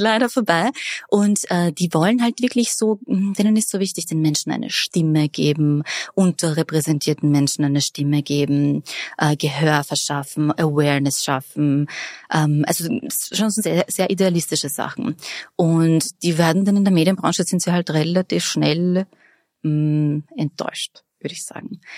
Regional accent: Vienna, Austria; Ich bin in Favoriten aufgewachsen und habe am Räumerplatz das Biber in die Hand gedrückt bekommen

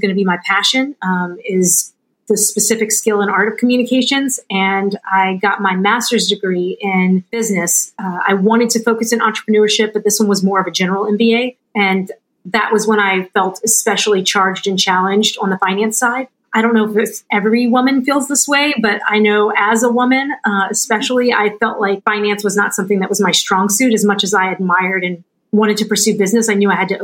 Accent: New Orleans, Louisiana, United States; moved away; I was born and raised in New Orleans in a really small, like, if you know the show Swamp People, those are my people.

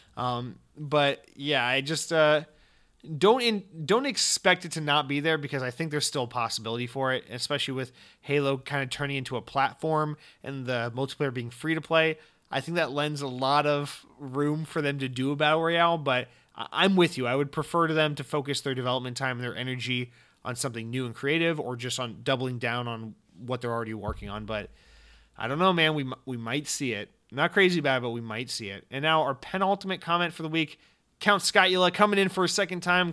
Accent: Atlanta, Georgia, United States; I'm from Atlanta, Georgia

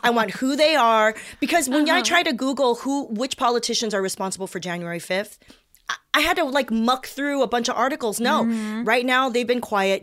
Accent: South Bay, California, United States; I grew up in the South Bay with preppy suburbanites

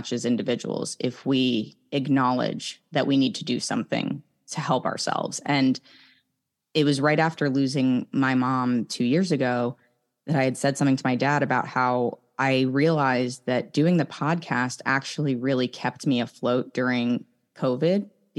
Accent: Northeast, United States; moved away; who am I now that I've left really all the people and places that I know growing up on the East Coast in the Northeast.

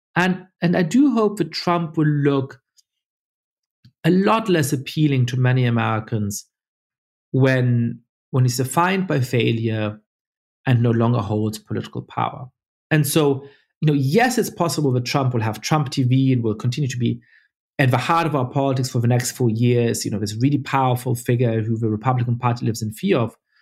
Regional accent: Germany; moved away; I, I grew up Jewish in Germany

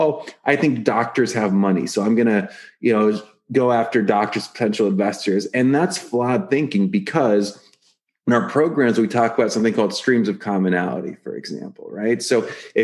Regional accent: Atlanta, Georgia, United States; I grew up immigrant family and we spoke Russian and I grew up in Atlanta.

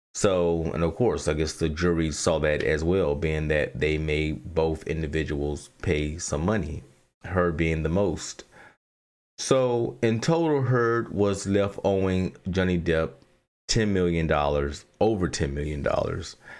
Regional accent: Southern, Southern United States, United States; accent: Southern; my Southern accent

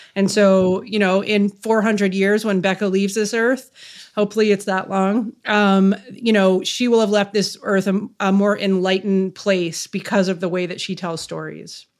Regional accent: Canada; I'm Canadian

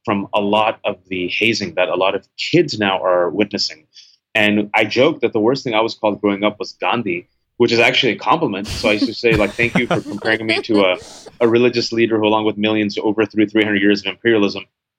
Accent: Bay Area, California, United States; English is a second language; I was born and raised in the Bay Area, California, the son of Pakistani Muslim immigrants, where my parents thought it would be hilarious not to teach me English until I was five. I was in ESL.

